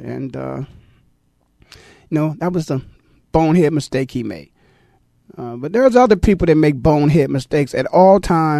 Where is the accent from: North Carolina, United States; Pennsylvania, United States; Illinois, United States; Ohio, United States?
Ohio, United States; growing up in Ohio and, you know, being a Browns fan and then being blessed to be a Browns player.